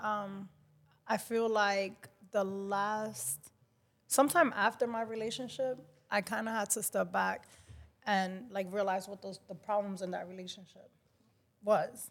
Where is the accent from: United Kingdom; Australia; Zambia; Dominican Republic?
Dominican Republic; accent: Dominican; I'm very Dominican. I know you guys can hear my accent